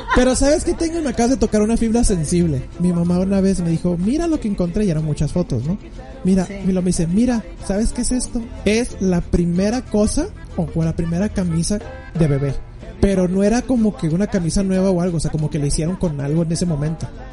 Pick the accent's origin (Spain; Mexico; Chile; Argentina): Mexico; como mexicano